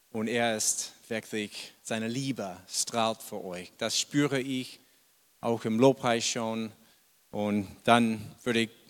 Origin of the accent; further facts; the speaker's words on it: Boston, Massachusetts, United States; German is a second language; moved away as an adult; now in Germany; vielleicht habt ihr schon bemerkt, ich komme ursprünglich nicht aus Deutschland. Ich bin in Amerika geboren, in Boston. Und ja, habe ich bis mein, weiß es nicht, 30 Jahre da gewohnt.